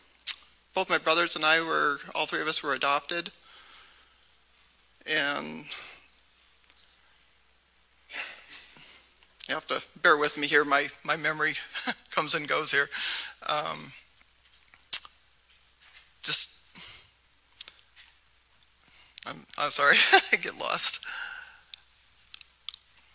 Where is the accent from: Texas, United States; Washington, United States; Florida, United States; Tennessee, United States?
Washington, United States; near Seattle; I grew up near Seattle